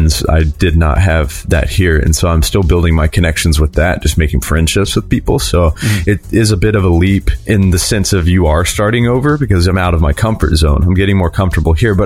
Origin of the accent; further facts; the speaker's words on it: Midwest, United States; moved away as an adult; also born or lived in Los Angeles, United States; now in Nashville, United States; I'm actually originally from the Midwest, but I was there about 5 years.